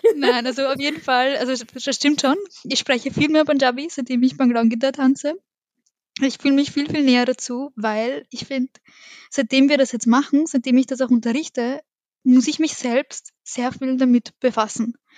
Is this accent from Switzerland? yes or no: no; Vienna, Austria; wir sind alle in Wien aufgewachsen. Im 11. in der Wohnung bin ich aufgewachsen